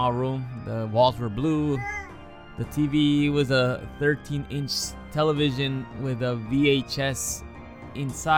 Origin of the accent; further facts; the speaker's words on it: Chicago, Illinois, United States; I was born and raised in Chicago